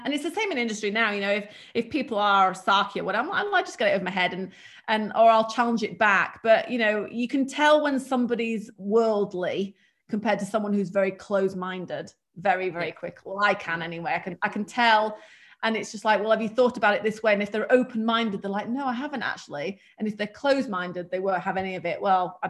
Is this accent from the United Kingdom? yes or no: yes; United Kingdom; accent: British; And one being English, which Americans just think the accent's just hilarious. And not that I have an accent, but I've got, I suppose, a British accent, but it's not very strong British.